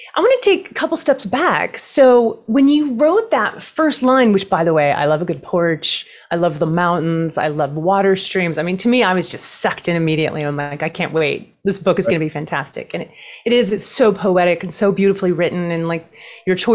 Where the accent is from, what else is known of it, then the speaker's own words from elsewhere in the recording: Pacific Northwest, United States; moved away; I was born in the Pacific Northwest. I'm from the Pacific Northwest